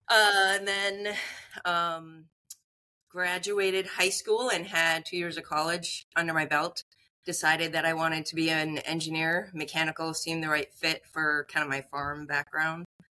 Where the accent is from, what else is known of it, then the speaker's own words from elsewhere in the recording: northern Minnesota, United States; so I grew up in Minnesota, northern Minnesota. I grew up on a farm.